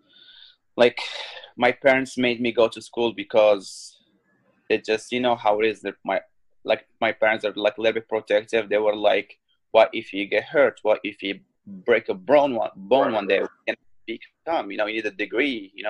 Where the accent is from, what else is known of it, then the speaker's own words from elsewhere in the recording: Morocco; now in Chicago, United States; I'm from Morocco. I'm the first MMA fighter from Morocco to join the Bellator company. I live in Chicago